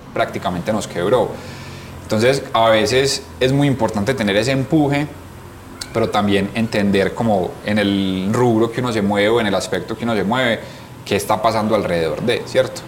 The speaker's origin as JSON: {"language": "Spanish", "country": "Colombia", "said": "nosotros somos súper orgullosos de ser 100% colombianos"}